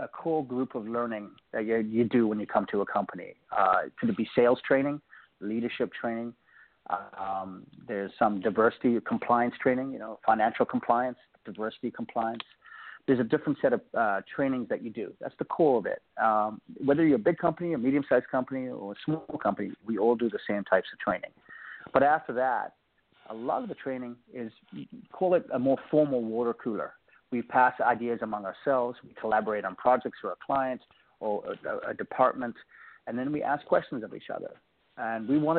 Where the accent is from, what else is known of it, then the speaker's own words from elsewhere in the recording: Cape Town, Western Cape, South Africa; now in Bay Area, United States; If you can hear my accent, I grew up in a country called South Africa, Cape Town, and then my family emigrated to the United States. I live in the Bay Area